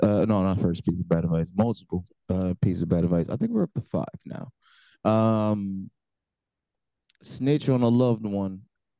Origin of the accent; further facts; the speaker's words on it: United States; as an American